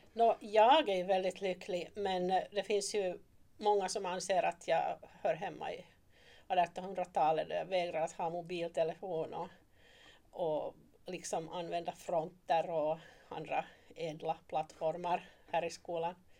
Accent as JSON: {"language": "Swedish", "town": "Turku", "region": "Southwest Finland", "country": "Finland", "tie": "born or raised there", "also_born_or_lived": "Oravais / East Africa", "moved": "as an adult", "lives_now": "Malax, Finland", "said": "ursprungligen är jag hemma från Åbo. Och där föddes jag och blev uppvuxen"}